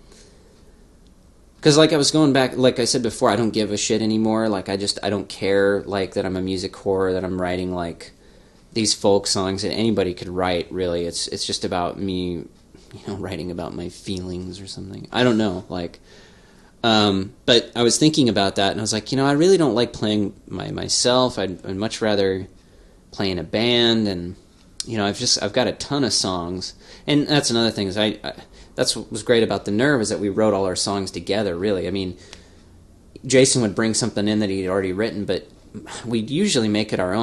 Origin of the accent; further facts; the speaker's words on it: Spokane, Washington, United States; growing up, you know, in Spokane and being 13, 14